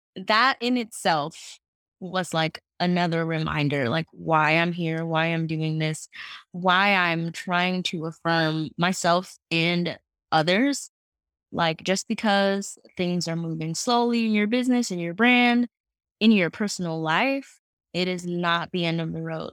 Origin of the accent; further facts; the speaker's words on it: New York City, New York, United States; I am from Queens, New York.